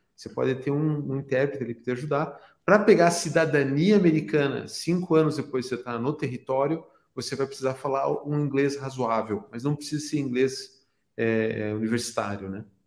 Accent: Brazil; na minha cidade natal, no Brasil

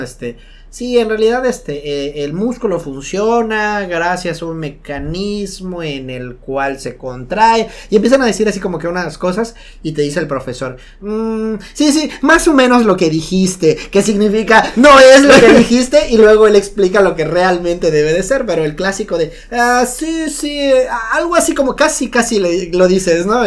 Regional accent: Yucatán, Mexico; como buen yucateco

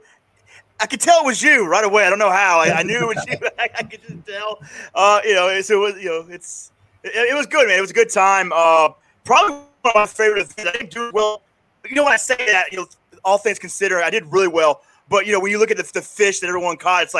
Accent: New York, United States; I'm from New York

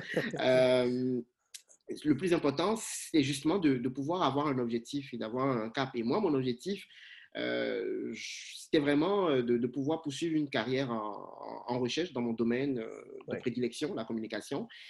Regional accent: Cotonou, Littoral, Benin; moved away as an adult; also born or lived in Rabat, Morocco; now in Canada; Je suis originaire du, du, Bénin. Je suis né à Cotonou, ma ville natale, canadien d'adoption

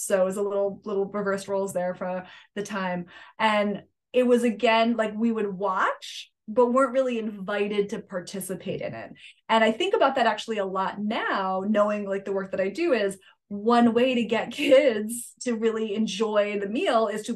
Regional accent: Litchfield, Connecticut, United States; So I grew up in Connecticut, in the Northwest Hills of Connecticut, a little town called Litchfield.

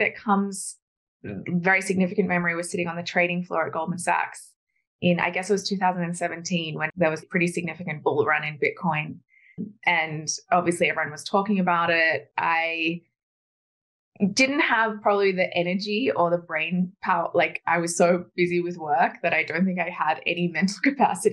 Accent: Australia; I grew up in Australia

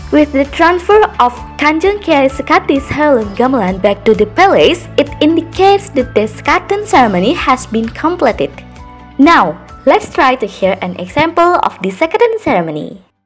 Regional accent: Yogyakarta, Special Region of Yogyakarta, Indonesia; English is a second language; where is my hometown? Yep, it's in Yogyakarta

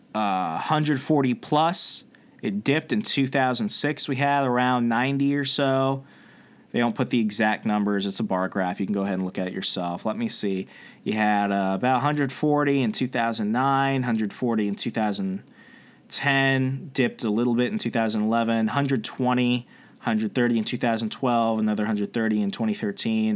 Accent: Arizona, United States; moved away; I used to live in Arizona. I was born in Arizona.

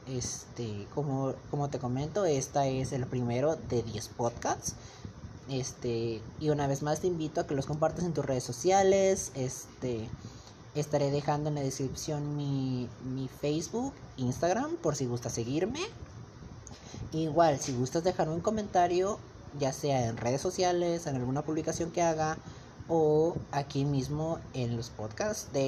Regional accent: Monterrey, Nuevo León, Mexico; tengo 17 años, eh, soy de México, en el estado de Nuevo León, ciudad de Monterrey.

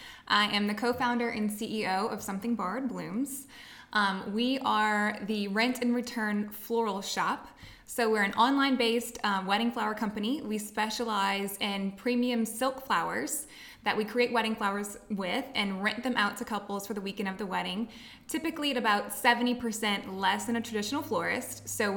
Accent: Luling, Louisiana, United States; moved away as an adult; now in Lafayette, United States; I'm from Luling, Louisiana. Okay. So it's on the West Bank of New Orleans in St. Charles Parish. That's where I was born and raised.

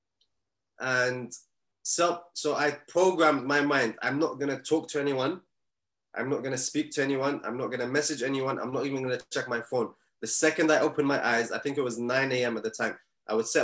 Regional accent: Bahrain; moved away; I'm originally from Bahrain

